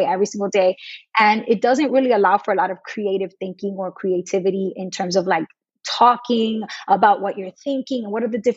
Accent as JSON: {"language": "English", "region": "New York", "country": "United States", "said": "I'm from New York and I knew the school system well"}